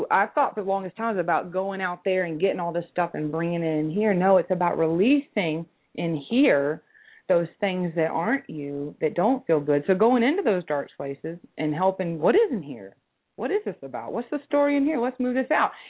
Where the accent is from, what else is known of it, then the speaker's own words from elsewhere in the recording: Nashville, Tennessee, United States; See, I'm from Nashville.